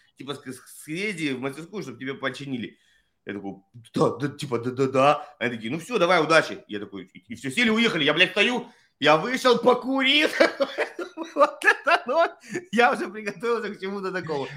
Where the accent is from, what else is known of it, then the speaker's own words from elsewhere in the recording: Russia; moved away as an adult; Я давно уехал из России, но я все равно родился в России